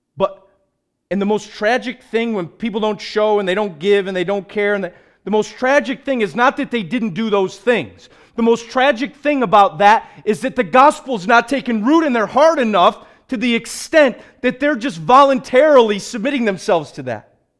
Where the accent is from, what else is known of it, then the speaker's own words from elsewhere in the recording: United States; we as evangelical American Christians